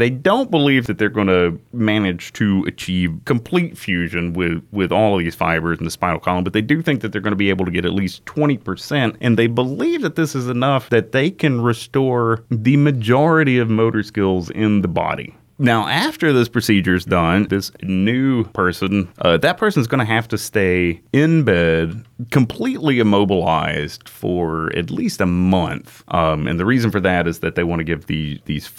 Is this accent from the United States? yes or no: yes; United States; I'm from Walker County